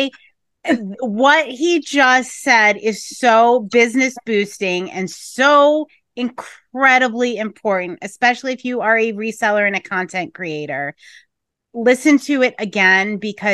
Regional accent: Scranton, Pennsylvania, United States; I grew up and live in Scranton, Pennsylvania

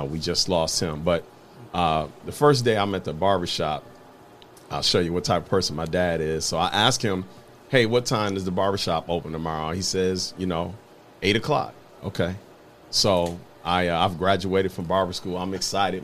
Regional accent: Toledo, Ohio, United States; born or raised there

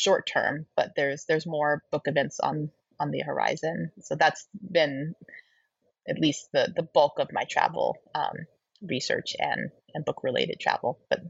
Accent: Colorado, United States; also born or lived in Toronto; I'll be giving a reading at a bookstore in my home state of Colorado, at this bookstore, The Tattered Cover, which is a bookstore I grew up loving.

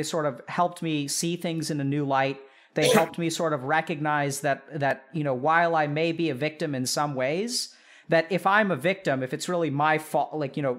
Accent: Texas, United States; I grew up in Texas

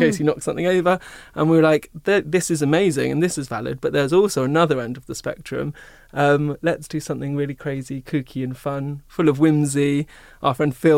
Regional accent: Seaford, South East England, United Kingdom; also born or lived in Brighton; growing up in Seaford, I was told you have to be either a banker or this

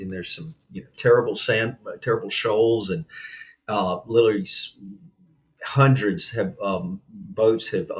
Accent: Outer Banks, North Carolina, United States; growing up on the Outer Banks in the 1960s and 70s

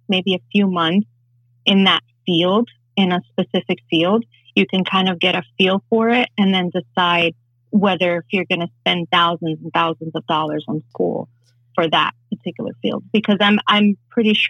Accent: New York City, New York, United States; also born or lived in Santurce, Puerto Rico; I was raised in New York City in the Bronx

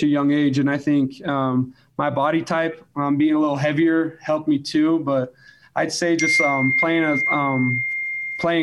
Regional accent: Alpine, Utah, United States; I grew up in Alpine.

